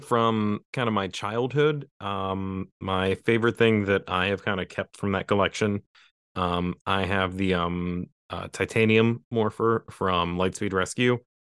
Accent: West Virginia, United States; I'm some guy from West Virginia

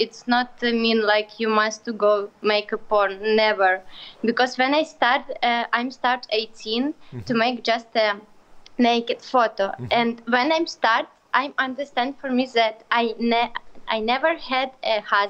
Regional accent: Ukraine; English is a second language; I'm from Ukraine.

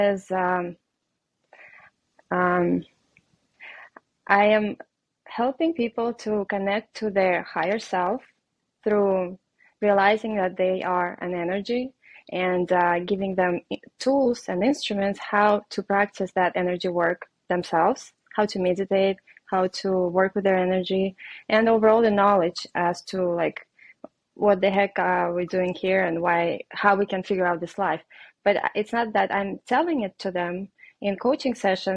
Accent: Russia; English is a second language; moved away; I am Russian. I have an accent and it's obvious. So I moved here from Russia

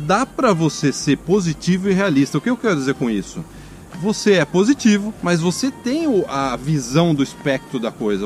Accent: Brazil; moved away as an adult; now in Canada; eu nasci no Brasil

